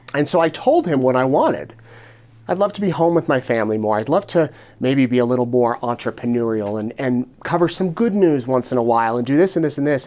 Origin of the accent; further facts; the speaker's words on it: Utah near Salt Lake City, United States; moved away as an adult; also born or lived in Richmond, Virginia; now in Idaho Falls, United States; I grew up in Utah near Salt Lake City